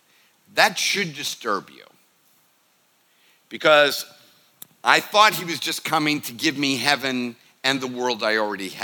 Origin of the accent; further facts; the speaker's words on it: the North, United States; I'm from the North